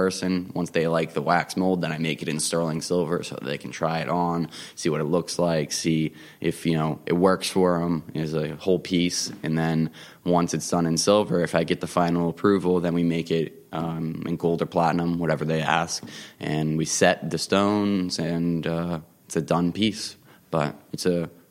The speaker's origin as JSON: {"language": "English", "town": "Harbourton", "region": "New Jersey", "country": "United States", "tie": "born or raised there", "also_born_or_lived": "Lawrenceville, New Jersey", "said": "I grew up actually right in Harborton, so I'm like right up the hill. I used to bike up down here in Lambertville all the time when I was growing up"}